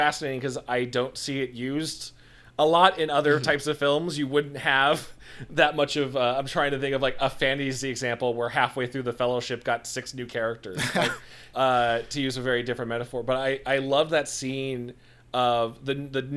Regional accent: Midwest, United States; I'm from the Midwest

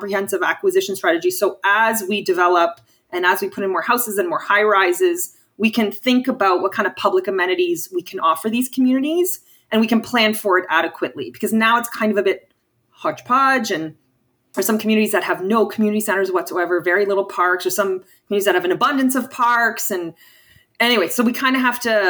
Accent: Windsor, Ontario, Canada; moved away as an adult; now in Ottawa, Canada; I'm from Windsor

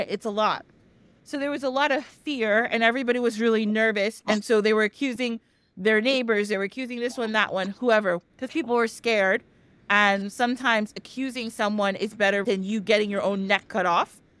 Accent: United States; I grew up in the United States

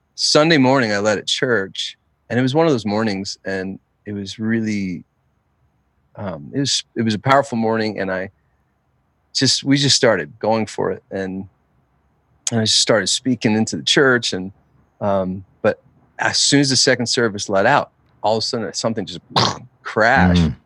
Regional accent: New Jersey, United States; I grew up in New Jersey. I'm a Jersey boy through and through

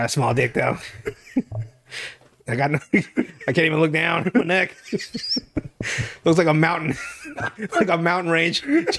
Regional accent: Nicaragua; I come from Nicaragua.

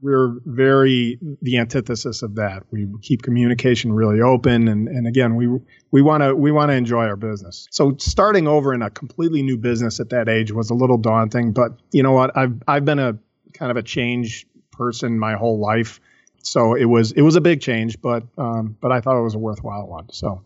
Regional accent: Chicago, Illinois, United States; I was born and raised in Chicago

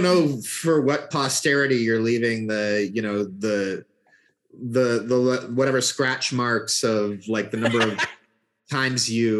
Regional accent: Canada; now in United States; I'm actually Canadian.

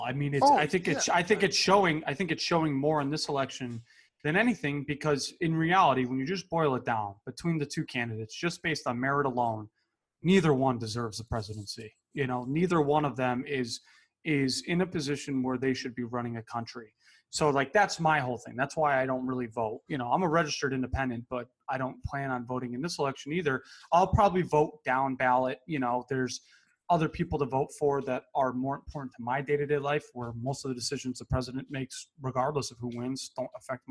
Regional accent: Connecticut, United States; you and I grew up in Connecticut.

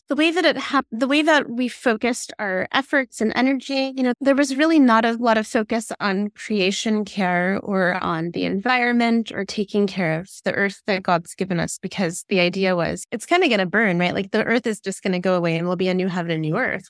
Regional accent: Fort Wayne, Indiana, United States; moved away as an adult; now in Seattle, United States; I grew up in Fort Wayne, Indiana, and then moved out to Seattle about twenty years ago.

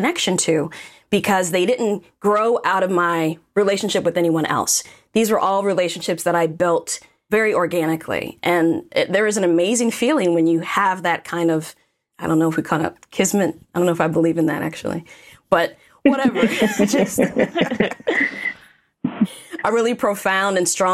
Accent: Washington, District of Columbia, United States; also born or lived in Austin, Texas; I grew up in the Washington, D.C. metro, spent probably 25 years of my life here

